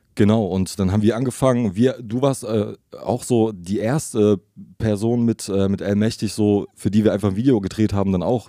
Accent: Leipzig, Saxony, Germany; Also mehr oder weniger in Leipzig geboren

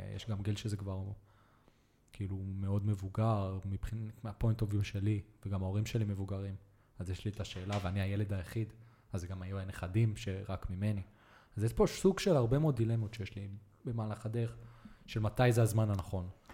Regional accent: Be'eri, Southern District, Israel; also born or lived in Netanya, Israel / Colombia; גדלתי בנגרייה בקיבוץ אה, של סבא וסבתא שלי

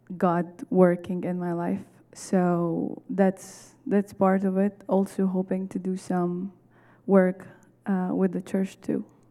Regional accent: Egypt; moved away as an adult; now in Chicago, United States; I'm from Egypt.

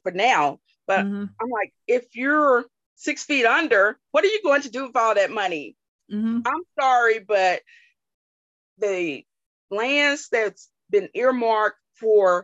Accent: Alabama, United States; moved away; born and raised in Alabama, mm-hmm. in a rural area

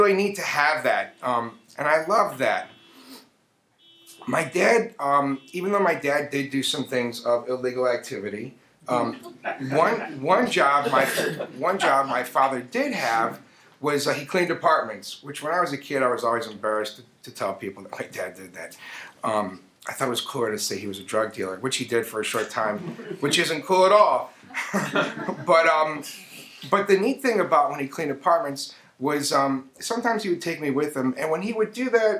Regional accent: Chicago, Illinois, United States; I grew up in Chicago

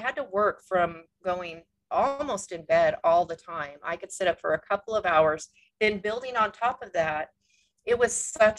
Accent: California, United States; moved away as an adult; also born or lived in Washington State; now in Washington, United States; I grew up in California

